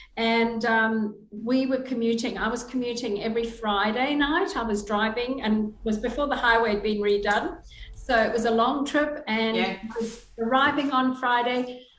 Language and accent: English; Zimbabwe; moved away as an adult; now in Australia; Well, Julie, we came from Zimbabwe. We were very blessed to be welcomed into Australia. We came in 2001 and we arrived with our young son